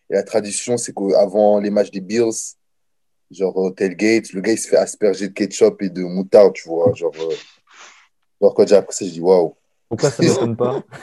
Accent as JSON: {"language": "French", "town": "Niagara", "region": "Ontario", "country": "Canada", "said": "C'est, euh, je suis du Niagara, bien sûr, c'est juste à côté."}